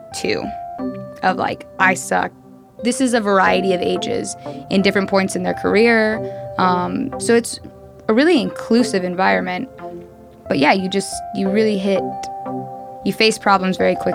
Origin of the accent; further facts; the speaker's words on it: Austin, Texas, United States; I'm from Austin, Texas. Like not even from the States. I'm from Austin, Texas.